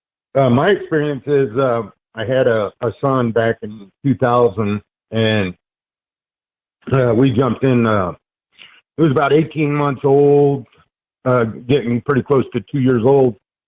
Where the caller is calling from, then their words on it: Denver, Colorado, United States; I'm calling from Denver, Colorado.